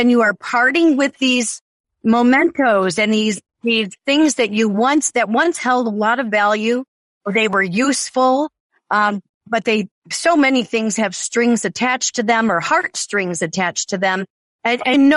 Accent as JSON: {"language": "English", "town": "Lake Forest", "region": "Illinois", "country": "United States", "tie": "born or raised there", "also_born_or_lived": "Barrington, Illinois / Fox River Grove, Illinois", "moved": "as an adult", "lives_now": "Caribbean", "said": "growing up in Lake Forest, raising my family in the Barrington, Fox River Grove area"}